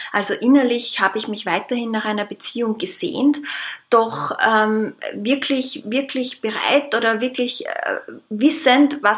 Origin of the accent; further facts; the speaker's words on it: Austria; ich komme aus Österreich, lebe momentan im schönen Wien